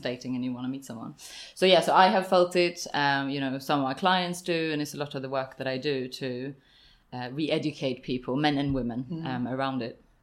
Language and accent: English; Sweden; now in London, United Kingdom; I'm from Sweden